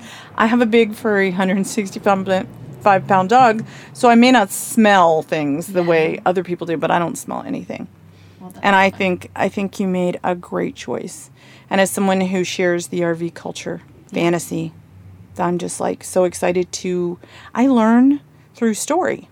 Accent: Blue Ridge Mountains of Virginia, United States; accent: southern; moved away; also born or lived in Atlanta, Georgia / San Francisco; my southern accent because I'm from the Blue Ridge Mountains of Virginia, then moved to Atlanta. So my accent was pretty heavy back then.

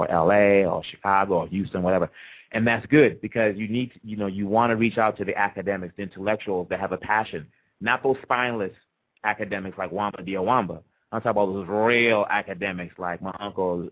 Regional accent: Kinshasa, DR Congo; also born or lived in Maniema / Kasai; now in Los Angeles, United States; I was born in Kinshasa

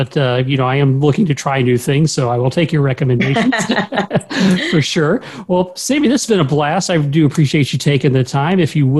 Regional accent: Orlando, Florida, United States; I was born and raised in Orlando.

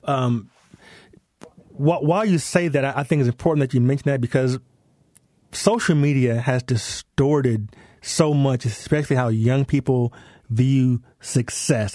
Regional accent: Denver, Colorado, United States; accent: American; moved away as an adult; also born or lived in London; We, we grew up in Denver

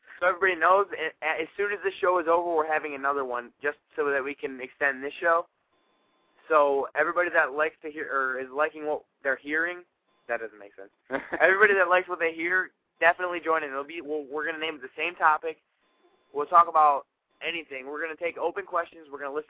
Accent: Ohio, United States; Well, I'm from Ohio, so, like, the amazing weather is just beyond

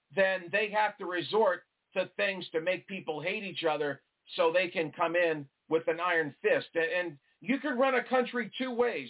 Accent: New York, United States; moved away; I'm originally from New York

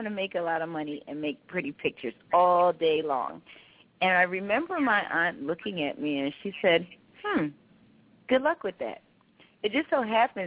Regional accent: Philadelphia, Pennsylvania, United States; I'm born and raised in Philadelphia, Pennsylvania

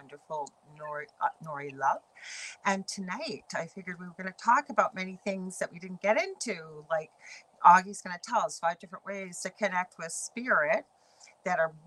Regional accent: Canada; I'm a Canadian clairvoyant medium

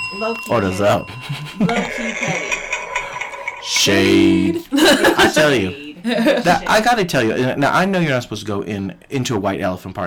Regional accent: Chicago, Illinois, United States; I am from Chicago.

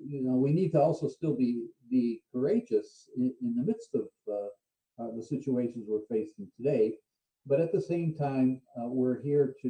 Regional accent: Cleveland, Ohio, United States; I'm from Cleveland, I grew up there

